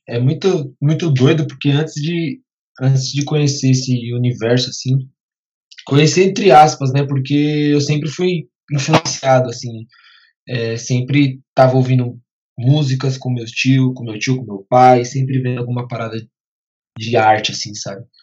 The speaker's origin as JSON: {"language": "Portuguese", "town": "Guarulhos", "region": "São Paulo", "country": "Brazil", "said": "Sou de Guarulhos"}